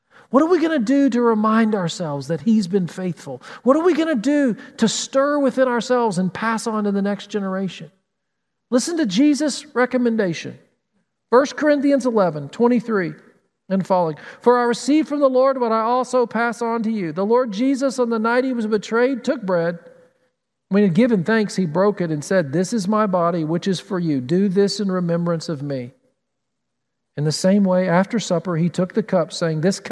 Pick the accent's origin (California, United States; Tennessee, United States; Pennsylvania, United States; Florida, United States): Tennessee, United States; now in Columbus, United States; Growing up in Tennessee, we had mountains